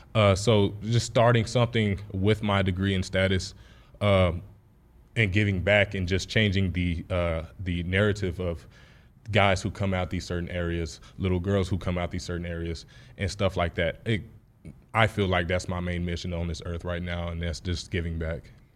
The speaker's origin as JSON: {"language": "English", "region": "Texas", "country": "United States", "tie": "born or raised there", "moved": "as an adult", "said": "Texas was my hometown"}